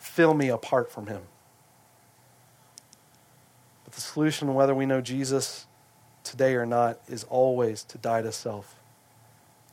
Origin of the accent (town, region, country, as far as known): United States